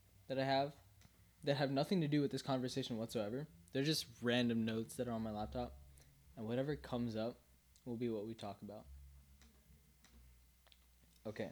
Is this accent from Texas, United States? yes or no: no; Northern Virginia, United States; also born or lived in Minnesota / Fairfax, Virginia; we moved to Virginia and we were in Fairfax. And then in third grade, I moved here.